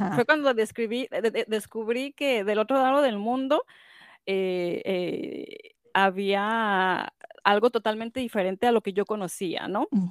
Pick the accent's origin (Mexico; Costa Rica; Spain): Mexico; moved away as an adult; now in United States; yo eh, nací en Estados Unidos, pero como muchos ah, migrantes, eh, latinos se regresan a su país, mis papás se regresaron a su país, a ah. México, y yo crecí en México